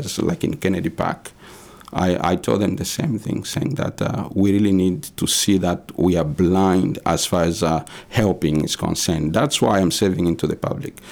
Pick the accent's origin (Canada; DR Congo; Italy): DR Congo; moved away as an adult; now in Maine, United States; we came from the Congo